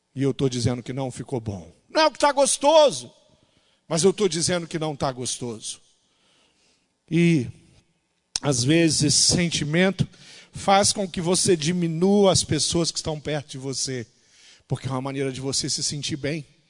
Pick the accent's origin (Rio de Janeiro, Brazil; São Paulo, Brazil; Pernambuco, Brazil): Rio de Janeiro, Brazil; interior of; moved away; a cidade onde eu nasci, no interior do Rio de Janeiro